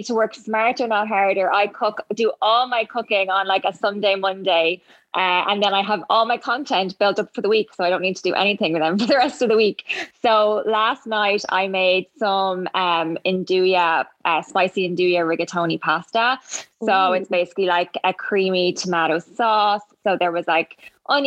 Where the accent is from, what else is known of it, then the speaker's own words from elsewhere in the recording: Ireland; I'm from Ireland